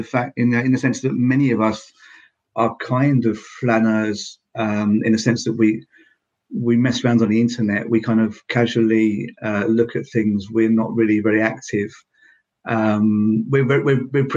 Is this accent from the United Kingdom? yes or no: yes; United Kingdom; now in Finland; although I'm in Finland, but I'm from Britain.